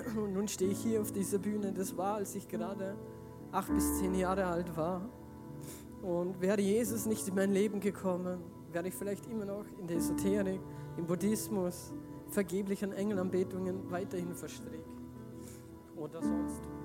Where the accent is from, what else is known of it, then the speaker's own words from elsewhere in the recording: Feldkirch, Vorarlberg, Austria; ich komme aus Feldkirch, aus Giesingen